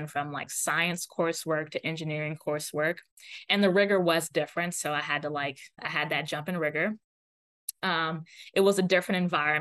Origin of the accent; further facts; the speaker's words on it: Florida, United States; also born or lived in Atlanta, Georgia / Pasadena, California; now in Cambridge, United States; I'm from Florida, and I wanted to just be closer to family